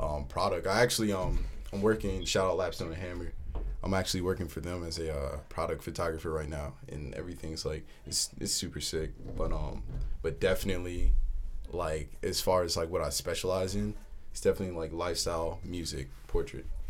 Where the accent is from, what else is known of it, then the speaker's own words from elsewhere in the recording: New Jersey, United States; I'm hailing from Jersey